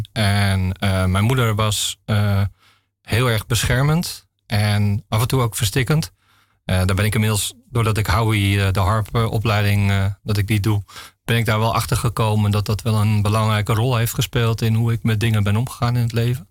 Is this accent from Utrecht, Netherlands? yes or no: no; Nieuw-Vennep, North Holland, Netherlands; ik ben geboren in Nieuw-Vennep. Dat is eh, een plaats eh, in de gemeente Haarlemmermeer.